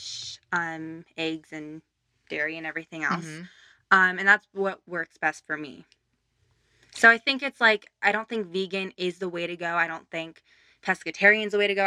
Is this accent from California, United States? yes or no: yes; Burbank, California, United States; I grew up in Burbank, yeah. Yes. 10 different apartment buildings, but still Burbank